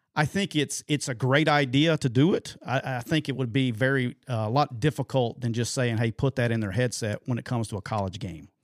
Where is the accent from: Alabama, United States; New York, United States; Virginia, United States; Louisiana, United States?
Alabama, United States; I'm from Alabama